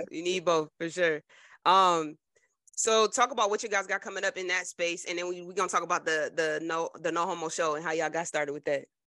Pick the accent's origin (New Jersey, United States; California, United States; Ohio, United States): New Jersey, United States; I'm from Jersey